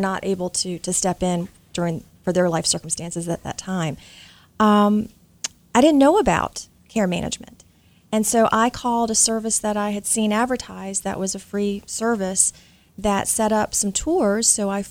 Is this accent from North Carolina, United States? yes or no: yes; Charlotte, North Carolina, United States; I'm from Charlotte, North Carolina, and through different events, made our way to Philadelphia.